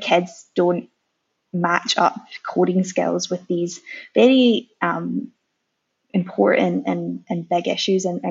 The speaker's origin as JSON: {"language": "English", "region": "Scotland", "country": "United Kingdom", "moved": "as an adult", "lives_now": "Melbourne, Australia", "said": "I'm originally from Scotland"}